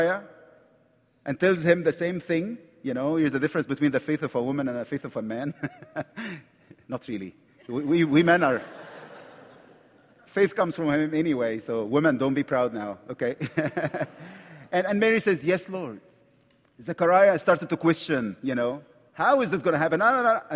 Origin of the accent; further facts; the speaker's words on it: Egypt; accent: Egyptian; English is a second language; I'm from Egypt, right from the Middle East